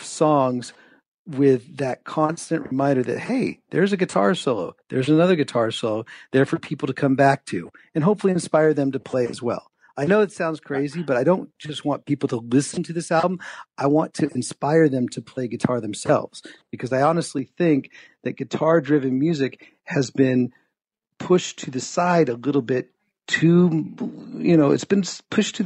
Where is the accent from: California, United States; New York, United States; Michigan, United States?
California, United States; San Francisco Bay Area; I grew up in the Bay Area of San Francisco